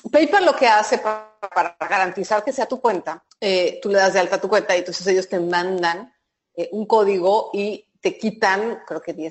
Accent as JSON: {"language": "Spanish", "country": "Mexico"}